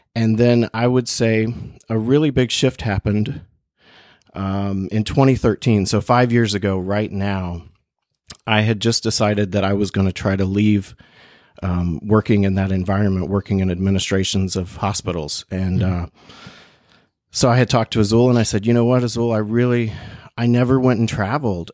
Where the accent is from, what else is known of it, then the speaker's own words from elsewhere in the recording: Bluefield, West Virginia, United States; moved away as an adult; also born or lived in China / Portugal; I went to school in West Virginia. That's where I grew up. Mm-hmm. Um, I grew up in Bluefield, a small town in the South